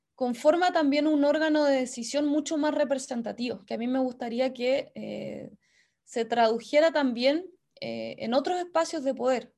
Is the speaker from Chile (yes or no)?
yes; Castro, Los Lagos, Chile; moved away as an adult; also born or lived in Valparaíso; yo soy chilota, soy castreña, soy hija y nieta de comerciantes chilotes también. Em, estudié en la enseñanza básica en una escuela pública